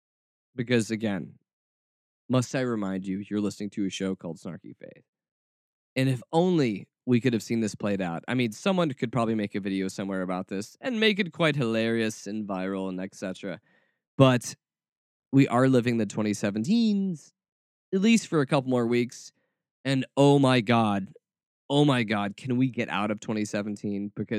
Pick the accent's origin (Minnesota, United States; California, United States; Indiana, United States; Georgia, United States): Georgia, United States; Atlanta; I grew up as a child of the 80s and 90s. And I grew up in Atlanta, Georgia. Because as you can tell from my accent, I'm from the South.